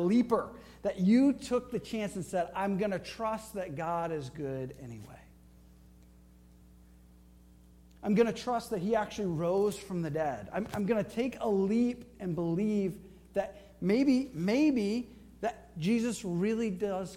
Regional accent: Flint, Michigan, United States; I grew up in Flint, Michigan

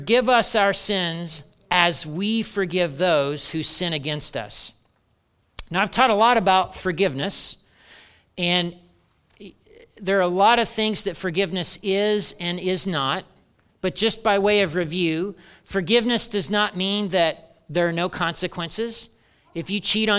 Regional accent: Hartford City, Indiana, United States; my house growing up in Hartford City, Indiana

